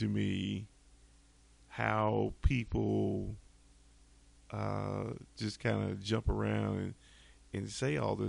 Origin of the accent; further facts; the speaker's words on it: the South, United States; Remember, I'm from the South. and so a lot of people I know are from the South